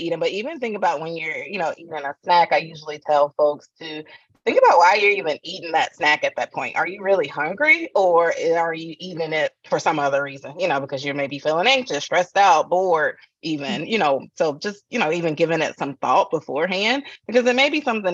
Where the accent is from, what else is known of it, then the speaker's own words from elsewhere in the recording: Atlanta, Georgia, United States; moved away; I'm from the South, from Atlanta originally.